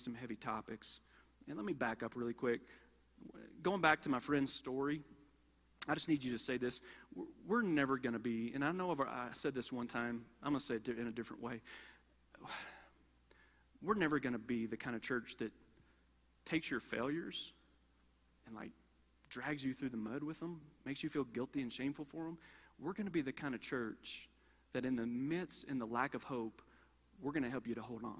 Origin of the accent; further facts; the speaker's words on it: Kentucky, United States; I grew up in Kentucky, and growing up in Kentucky